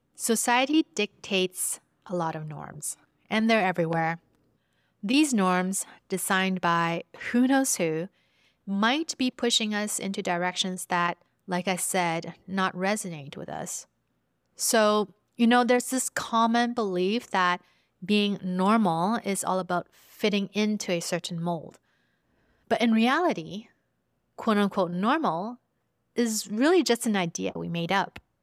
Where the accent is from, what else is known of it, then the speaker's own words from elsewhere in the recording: Vancouver, British Columbia, Canada; I was growing up in Vancouver as a first generation immigrant